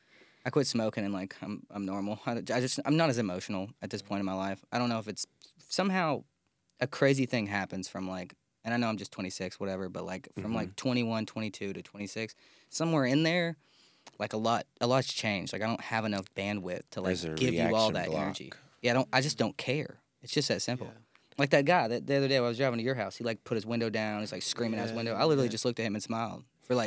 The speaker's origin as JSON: {"language": "English", "town": "McMinnville", "region": "Tennessee", "country": "United States", "said": "I'm also from McMinnville, Tennessee, and so is he. So it's woo! You know, guns and trucks."}